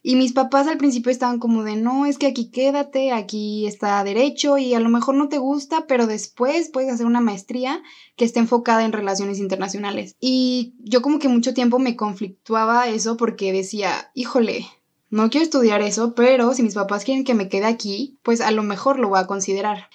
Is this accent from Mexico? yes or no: yes; León, Guanajuato, Mexico; moved away as an adult; now in Guadalajara, Mexico; yo crecí en León y toda mi vida pensé que iba a estudiar ahí